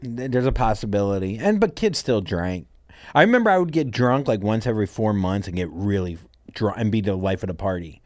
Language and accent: English; Port St. Lucie, Florida, United States; moved away as an adult; also born or lived in Miami, Florida / New York City; my family moved to a place called Port Saint Lucie, Florida